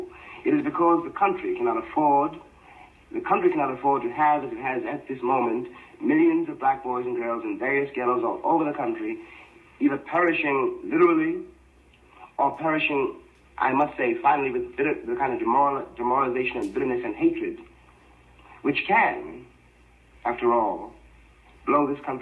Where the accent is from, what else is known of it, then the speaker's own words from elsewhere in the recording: United States; I will not cease to be an American Negro